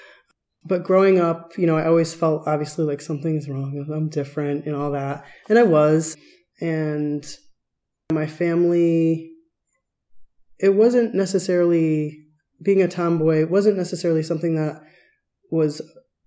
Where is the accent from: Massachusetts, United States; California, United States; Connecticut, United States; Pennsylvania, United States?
Connecticut, United States; Stratford; also born or lived in Bridgeport, Connecticut / Chicago, Illinois; now in Tucson, United States; I grew up in Connecticut, kind of on the coast. I was born in Bridgeport, sort of an industrial town, but my town was Stratford, a little bit further north